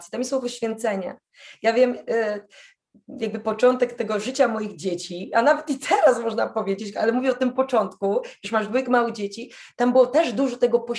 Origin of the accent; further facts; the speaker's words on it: Poland; się pytają, a skąd jesteś? Z Polski.